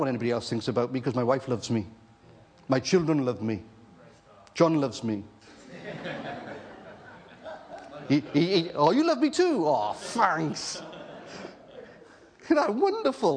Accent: Wales, United Kingdom; moved away; also born or lived in Jersey; I'm a Welshman, married to an Irish girl

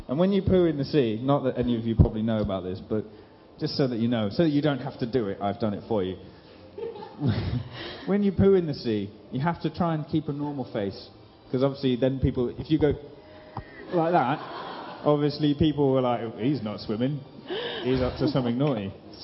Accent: Rwanda; also born or lived in Reading, England; I was born in Reading, that you've probably never heard of. It's somewhere in England. And then, but I don't remember Reading, because at 6 months, my parents took me to live in Africa. Until I was nine, I lived in a country called Rwanda in East Africa

